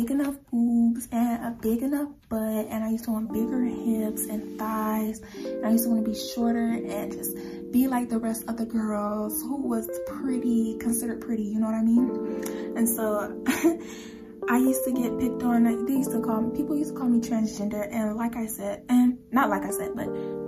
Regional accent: Georgia, United States; also born or lived in California; I was born in California and I came to Georgia when I cannot remember when I came to Georgia. That's how long I've been here.

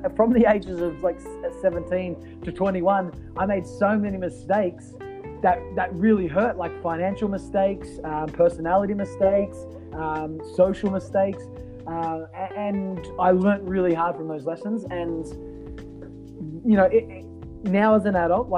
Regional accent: Australia; as an Australian

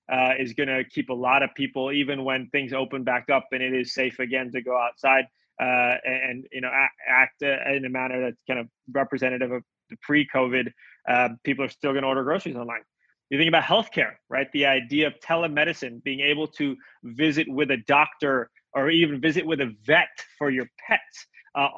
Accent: Jakarta, Indonesia; now in United States; We grew up together in Indonesia. we were both expats there, uh, living and studying at the same school, uh, the Jakarta International School.

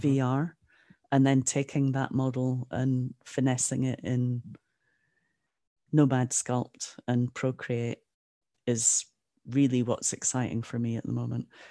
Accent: Aberdeen, Scotland, United Kingdom; also born or lived in Jamaica / Ottawa; Aberdeen where I'm from

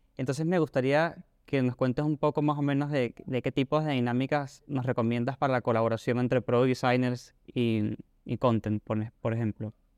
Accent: Venezuela; now in Argentina; yo soy de Venezuela y estoy aquí en Argentina

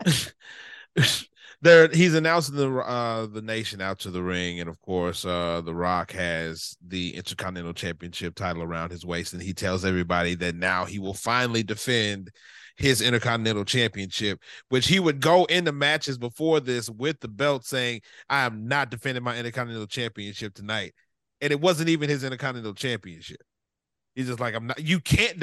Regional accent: the South, United States; I'm from the South, so I'm a big WCW guy

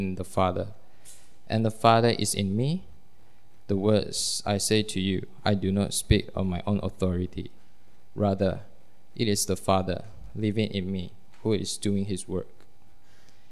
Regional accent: Malaysia; I'm from Malaysia.

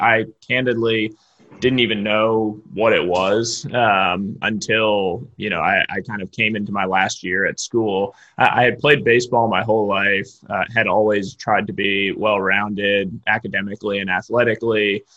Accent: Cambridge, Massachusetts, United States; moved away as an adult; now in Palo Alto, United States; family lives in Boston, Massachusetts, where I grew up. My father's a professor at at Harvard University, uh, so I grew up right just outside Cambridge.

